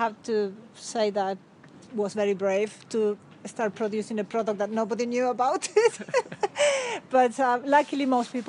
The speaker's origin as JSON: {"language": "English", "country": "Argentina", "moved": "yes", "lives_now": "Reigate, United Kingdom", "said": "I come from Argentina."}